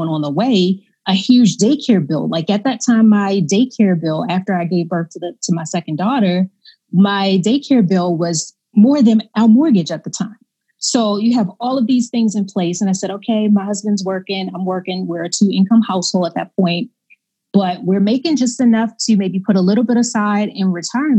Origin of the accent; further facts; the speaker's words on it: Baltimore, Maryland, United States; I grew up in Baltimore, Maryland, kind of inner city